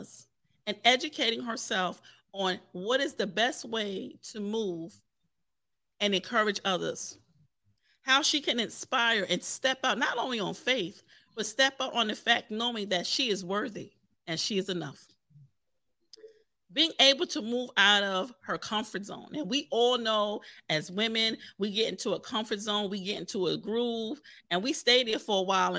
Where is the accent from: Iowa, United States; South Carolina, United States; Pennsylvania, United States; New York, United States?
New York, United States; New York City; my brothers that I grew up with in the Park Hill section of Staten Island